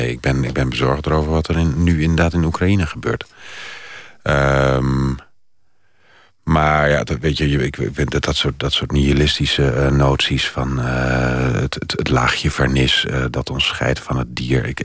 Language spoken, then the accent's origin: Dutch; Netherlands Antilles, Netherlands; also born or lived in Oldenzaal; Ik ben opgegroeid op de Nederlandse Antillen en ik kwam...